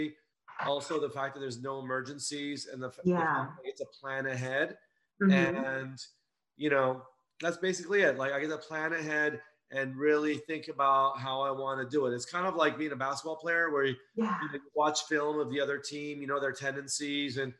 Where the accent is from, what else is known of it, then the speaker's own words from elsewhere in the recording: Los Angeles, California, United States; I grew up in Los Angeles